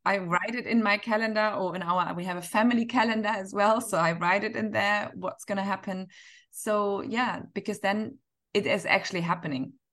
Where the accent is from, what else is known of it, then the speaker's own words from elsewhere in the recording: Northern Germany, Germany; now in Dubai, United Arab Emirates; I'm from Northern Germany